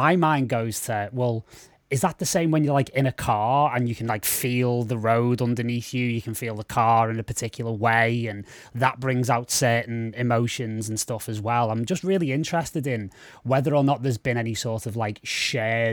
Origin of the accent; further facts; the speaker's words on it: United Kingdom; as a British guy